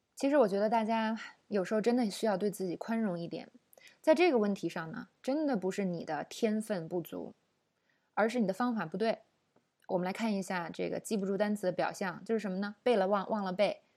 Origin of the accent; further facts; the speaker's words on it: China; 我们中国人